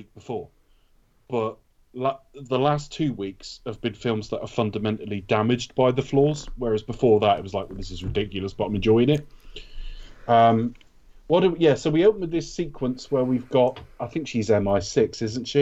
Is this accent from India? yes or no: no; West Country, South West England, United Kingdom; It's great when something's set down in my part of the world, because everybody does the same accent who's not from here. Like there's one accent for the whole of the West Country